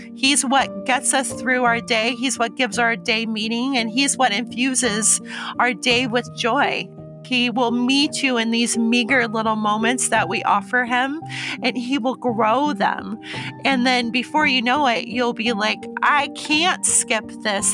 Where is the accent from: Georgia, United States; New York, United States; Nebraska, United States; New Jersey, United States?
Nebraska, United States; Omaha; now in Puyallup, United States; I grew up in Omaha, Nebraska